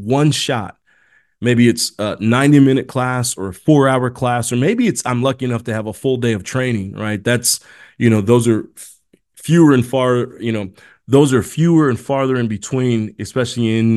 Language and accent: English; Indiana, United States; also born or lived in South America; I was born in South America, but I was adopted and raised in Indiana